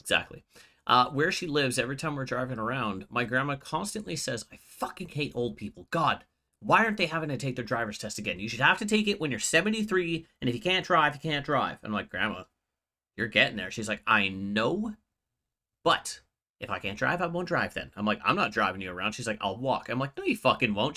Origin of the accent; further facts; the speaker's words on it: Canada; I'm Canadian